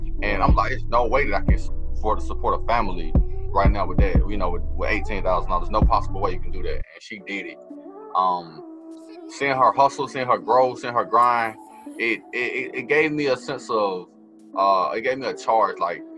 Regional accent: Atlanta, Georgia, United States; accent: Southern; also born or lived in Tallahassee, Florida; I was born in Atlanta. Atlanta, Georgia. Raised in Atlanta. And then for the past 12 or so years, I've been residing on and off in Tallahassee, between Tallahassee and Atlanta.

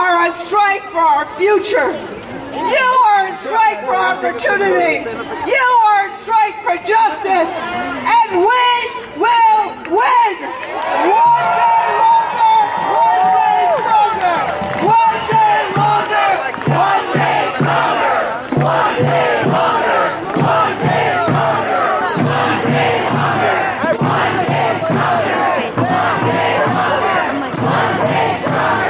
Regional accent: New York, United States; now in Minneapolis, United States; I'm from New York and I'm Jewish.

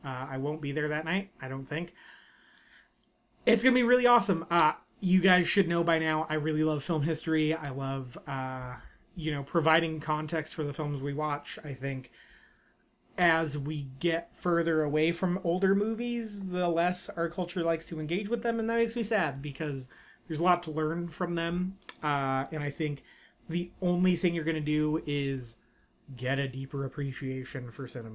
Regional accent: Bakersfield, California, United States; I like Bakersfield. It's my hometown. I grew up here. I was born here.

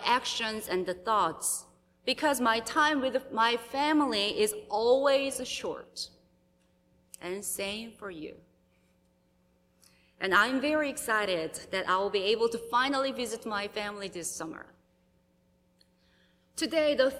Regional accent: South Korea; moved away as an adult; now in United States; it's been over 3 years since I visited my home country, South Korea

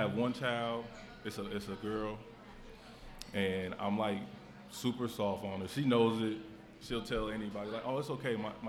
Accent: Cincinnati, Ohio, United States; We're from Cincinnati.

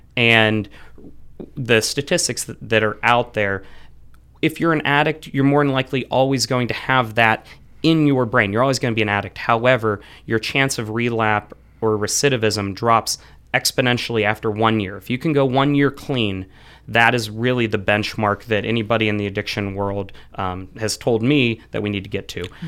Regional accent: Frenchville, Pennsylvania, United States; also born or lived in Pittsburgh; I grew up in Frenchville, so the northeast part of Clearfield County

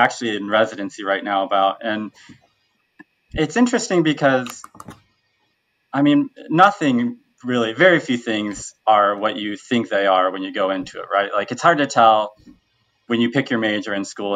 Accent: Bloomington, Illinois, United States; now in Chicago, United States; I'm actually from the Bloomington-Normal area

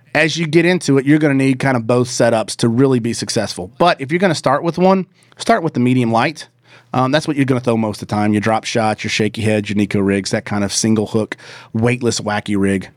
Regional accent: the South, United States; I grew up in The South

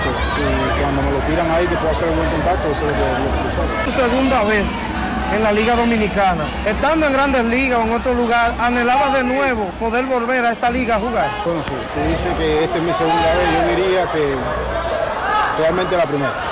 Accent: Cuba; moved away; also born or lived in United States; yo salí de Cuba no por problemas políticos, sino buscando un sueño, tras de un sueño.

